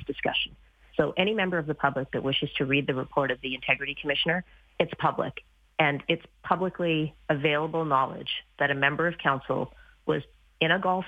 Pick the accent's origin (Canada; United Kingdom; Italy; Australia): Canada; Manitoba; now in Calgary, Canada; I grew up in Manitoba, where you had to go to a government-sanctioned liquor store at certain hours.